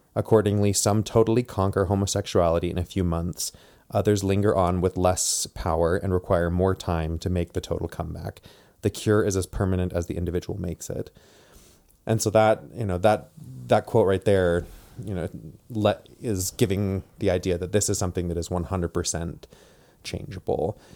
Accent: Provo, Utah, United States; also born or lived in Tacoma, Washington / Indiana / Washington; I'm from Provo, Utah, born and raised. Um, grew up here

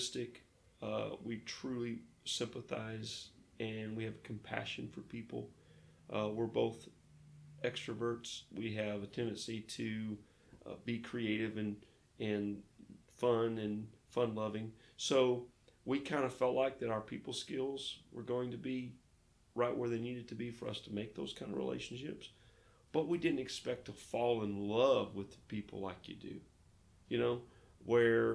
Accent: Fayetteville, Arkansas, United States; moved away as an adult; now in Lake Charles, United States; I was born in the Ozark Mountains, just outside of Fayetteville, Arkansas

